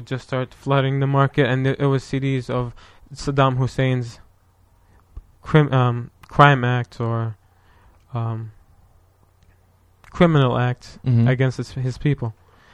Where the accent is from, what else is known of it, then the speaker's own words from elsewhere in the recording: Lebanon; now in United States; I'm from Lebanon, I'm Lebanese.